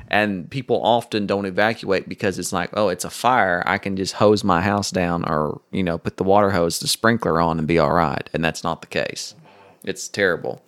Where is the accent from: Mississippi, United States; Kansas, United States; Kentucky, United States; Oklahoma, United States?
Oklahoma, United States; Oklahoma City; I grew up near Tinker Air Force Base in Oklahoma City